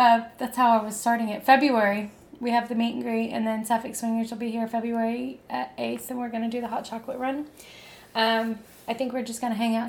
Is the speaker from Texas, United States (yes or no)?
yes; San Antonio, Texas, United States; I grew up in South San Antonio.